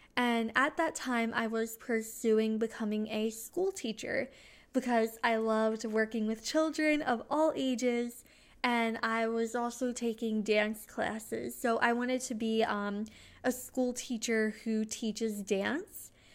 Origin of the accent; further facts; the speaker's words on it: New Jersey, United States; I'm from New Jersey.